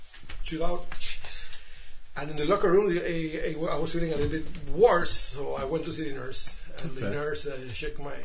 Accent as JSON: {"language": "English", "country": "Panama", "tie": "born or raised there", "moved": "yes", "lives_now": "Canada", "said": "I grew up in Panama, Central America"}